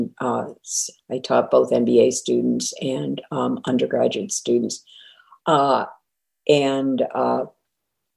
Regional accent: Connecticut, United States; moved away as an adult; also born or lived in Western Massachusetts / Boston area; now in The Villages, United States; I was born in Massachusetts, Western Massachusetts, grew up in Connecticut, and spent most of my career in the Boston area

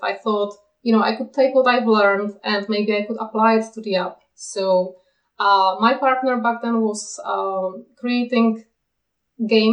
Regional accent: Czechia; moved away as an adult; now in Kent, United Kingdom; I live in the UK, but I'm from the Czech Republic, where I spent most of my life. And now we live in Kent in the UK.

